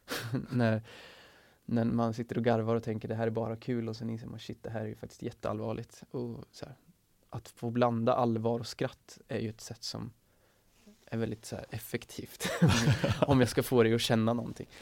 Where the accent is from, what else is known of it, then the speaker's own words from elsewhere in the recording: Sweden; som svenskar